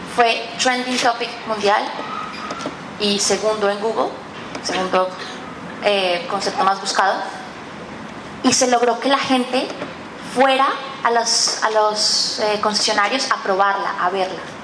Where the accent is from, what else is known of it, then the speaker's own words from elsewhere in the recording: Colombia; now in Mexico; Soy una colombiana que vive en México